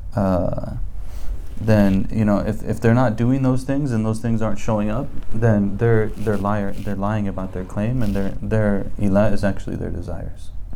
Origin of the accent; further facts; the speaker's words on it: United States; I'm from America